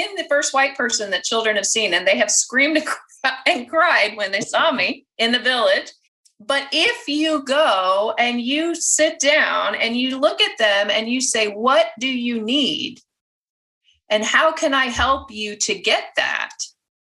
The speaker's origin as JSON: {"language": "English", "country": "United States", "said": "I'm American"}